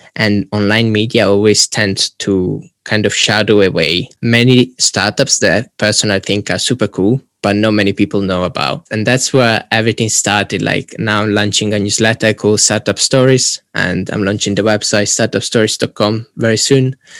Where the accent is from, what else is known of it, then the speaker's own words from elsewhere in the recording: Italy; moved away as an adult; now in Warwick, United Kingdom; I'm originally from Italy and then currently finishing my degree in digital innovation and entrepreneurship at Warwick